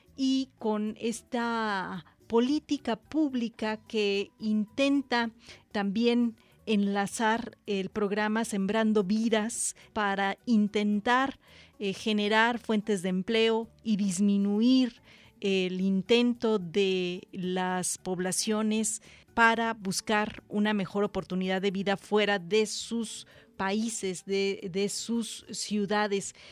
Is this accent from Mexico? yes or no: yes; Mexico; en nuestro país